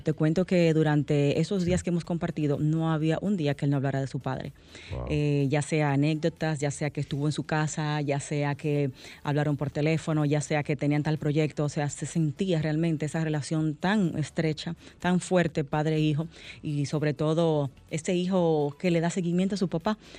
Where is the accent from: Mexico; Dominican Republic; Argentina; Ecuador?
Dominican Republic; todo el pesar que como pueblo dominicano eh, sentimos